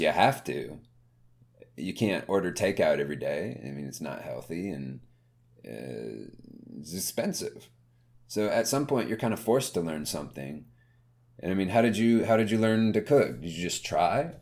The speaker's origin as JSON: {"language": "English", "region": "the South", "country": "United States", "tie": "born or raised there", "said": "growing up in the South"}